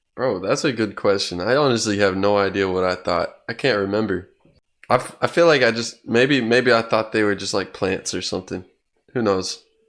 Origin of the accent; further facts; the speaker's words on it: Tulsa, Oklahoma, United States; now in Norman, United States; I'm from Oklahoma, Tulsa, Oklahoma. But I'm living in Norman